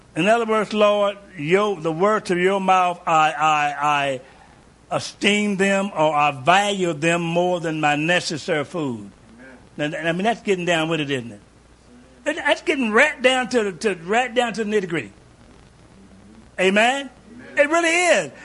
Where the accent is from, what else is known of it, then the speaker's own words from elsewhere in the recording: Kentucky, United States; I grew up in Kentucky